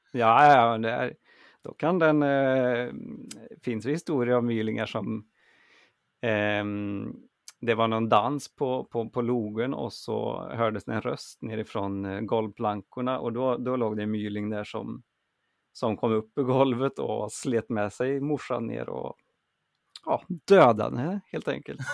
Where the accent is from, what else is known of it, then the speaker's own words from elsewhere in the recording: Grums, Värmland, Sweden; moved away; i Värmland där jag växte upp